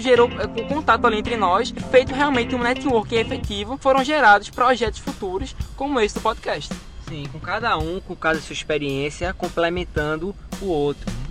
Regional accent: Pernambuco, Brazil; a gente é daqui de Pernambuco

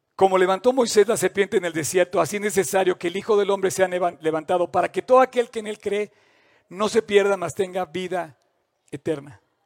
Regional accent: Mexico

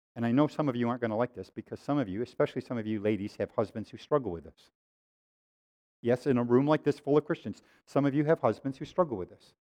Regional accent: Waterloo, New York, United States; growing up in Waterloo, New York

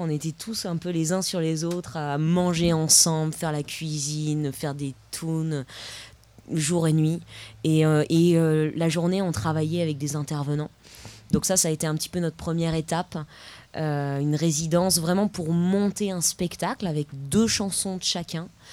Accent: Paris, Île-de-France, France; Je viens d'un peu de loin, je viens de, de Paris

